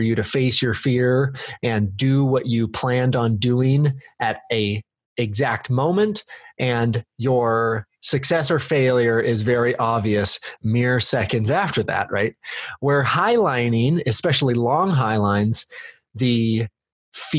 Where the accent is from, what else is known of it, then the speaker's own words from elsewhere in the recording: Redmond, Oregon, United States; also born or lived in Bend, Oregon; I was born in Bend and raised in Redmond.